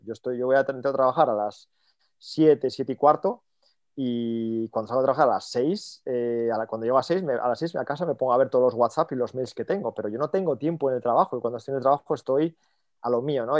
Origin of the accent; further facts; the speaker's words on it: Oviedo, Asturias, Spain; moved away as an adult; now in Munich, Germany; dos somos españoles y además los dos de Oviedo